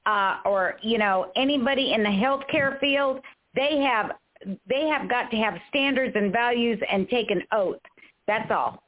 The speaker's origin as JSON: {"language": "English", "region": "the South", "country": "United States", "tie": "born or raised there", "said": "I was raised in the South"}